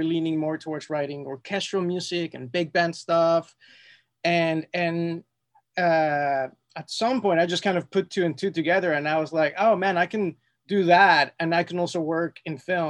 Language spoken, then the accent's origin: English; Mexico City, Mexico; moved away as an adult; also born or lived in London; now in Los Angeles, United States; born and raised in Mexico City